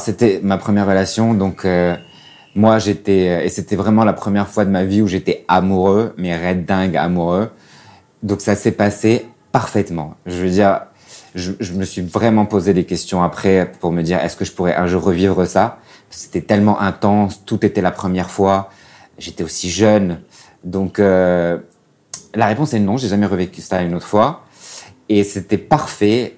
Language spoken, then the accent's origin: French; Casablanca, Casablanca-Settat, Morocco; moved away as an adult; also born or lived in China; j'ai 33 ans et je viens de Casablanca, au Maroc.